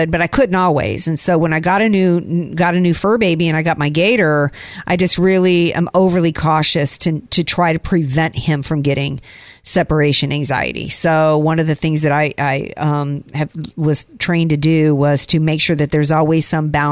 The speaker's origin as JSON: {"language": "English", "region": "the South", "country": "United States", "tie": "born or raised there", "said": "growing up in the South"}